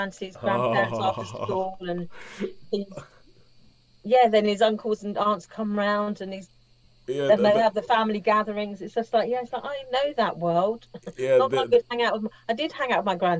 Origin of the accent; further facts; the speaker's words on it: Isle of Wight, South East England, United Kingdom; I wasn't raised in Northern Ireland, but I was raised on the Isle of Wight in the 1970s